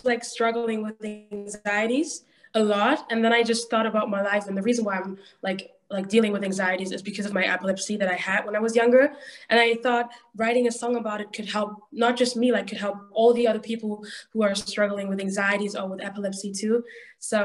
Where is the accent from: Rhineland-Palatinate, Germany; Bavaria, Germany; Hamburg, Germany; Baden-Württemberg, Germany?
Hamburg, Germany; I'm from Germany, from Hamburg, still here